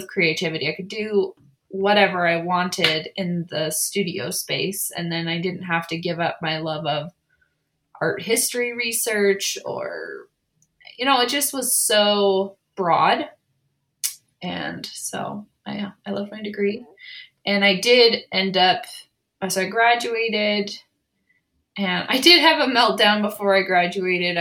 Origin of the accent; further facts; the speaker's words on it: San Diego, California, United States; moved away as an adult; now in Provo, United States; I grew up in San Diego, and I was the oldest of six kids